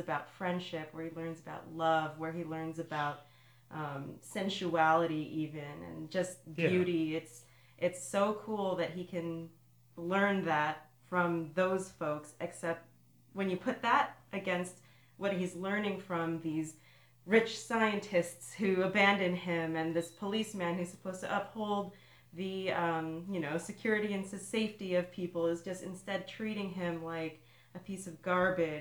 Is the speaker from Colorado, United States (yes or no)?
no; Los Angeles, California, United States; my hometown of Los Angeles.